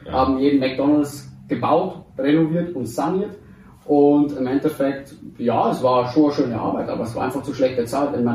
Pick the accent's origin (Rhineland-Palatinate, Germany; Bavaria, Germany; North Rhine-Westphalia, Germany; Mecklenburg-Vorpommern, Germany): Bavaria, Germany; Deggendorf; bin 28 Jahre, also 91er Baujahr, geboren hier auch in Deckendorf, bin aber in einer Nebensiedlung hier aufgewachs